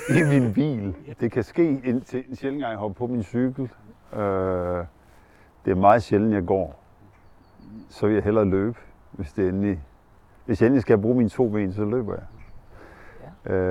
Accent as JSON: {"language": "Danish", "town": "Ringkøbing", "region": "Central Denmark Region", "country": "Denmark", "tie": "born or raised there", "lives_now": "Herning, Denmark", "said": "Jeg er vokset op i Ringkøbing ude på vestkysten. Hmm, så det er jo min føde, eller det er ikke min fødeby, men det var der, jeg havde min, min skolegang ude."}